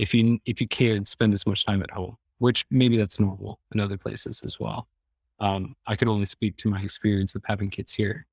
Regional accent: Iowa, United States; moved away as an adult; now in Stockholm, Sweden; I'm from Iowa. So, Iowa border raised

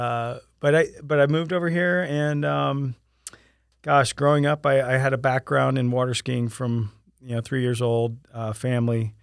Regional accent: Sarasota, Florida, United States; moved away as an adult; now in Winter Haven, United States; I came from Sarasota, Florida, um, and, uh, right after graduating high school in nineteen ninety-three, I, I moved here

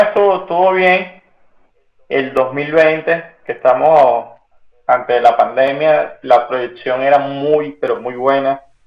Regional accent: Venezuela; somos venezolanos

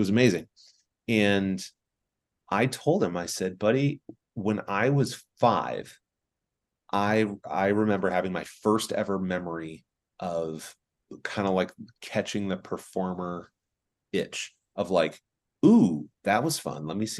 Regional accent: San Diego, California, United States; born there; also born or lived in Germany; I was born in Sunshine. That was San Diego.

